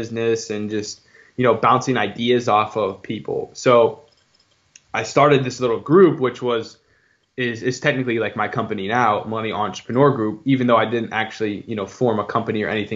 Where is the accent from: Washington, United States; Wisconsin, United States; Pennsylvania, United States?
Pennsylvania, United States; Pittsburgh; also born or lived in Dayton, Ohio; I'm from Pittsburgh, Pennsylvania